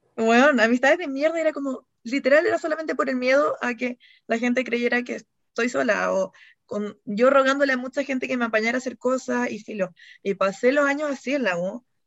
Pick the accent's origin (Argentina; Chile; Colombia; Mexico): Chile; Puerto Montt, Los Lagos; las dos somos de Puerto Montt